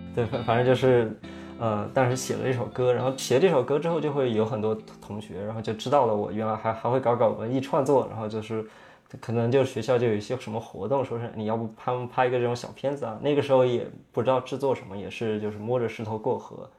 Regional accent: Yunnan, China; moved away as an adult; also born or lived in United States; 我是出生在云南那边，就是一个，呃，五线城市，五线小城。然后我们那边其实没有太多这种艺术的这种氛围

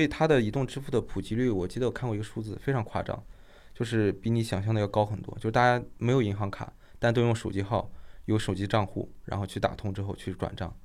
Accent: China; now in Nigeria; 我们中国人

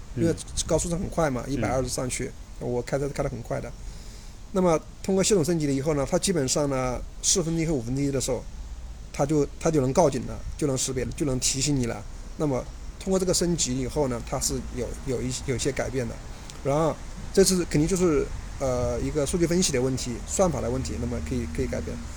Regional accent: Hubei, China; also born or lived in Chongqing; now in Shanghai, China; 我老家，我湖北的，我老婆有湖南的

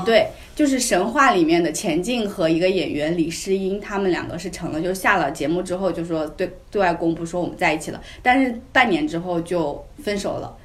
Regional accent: China; 像我们中国人说

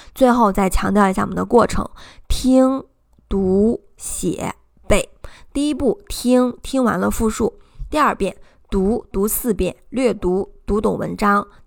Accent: China; 这是我们中国人特别容易忽略的地方

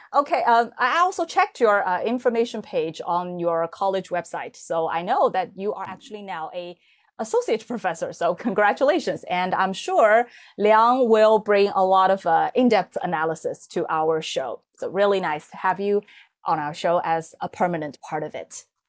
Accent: Hangzhou, Zhejiang, China; Hangzhou is actually my hometown

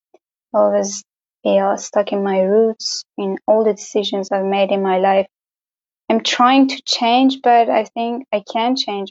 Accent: Gorgan, Golestan, Iran; from Iran, obviously, but I don't live in the famous Tehran or the other cities. I live in the north of Iran in the small town or city, I don't know, a small town called Gorgan

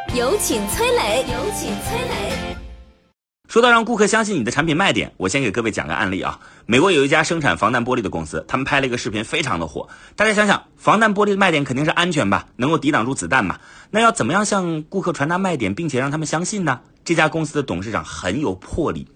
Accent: China; 我们中国人

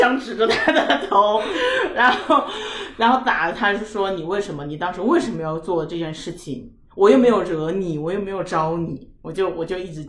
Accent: Sichuan, China; 因为我都是四川人，回成都生的小孩

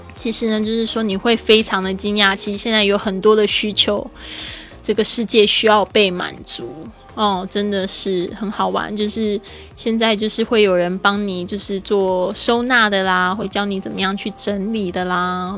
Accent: Taiwan; accent: Taiwanese-accented Mandarin; 我是台湾人

